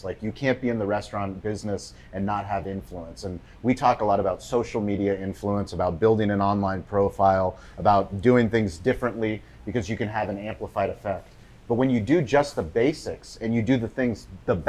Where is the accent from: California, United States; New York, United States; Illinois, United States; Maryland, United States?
California, United States; San Diego; I grew up here in San Diego